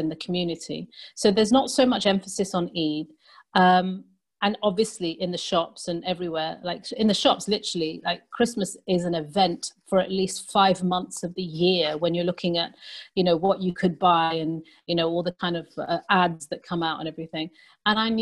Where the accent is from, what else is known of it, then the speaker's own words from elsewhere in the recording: London, United Kingdom; moved away as an adult; now in Manchester, United Kingdom; I'm from London.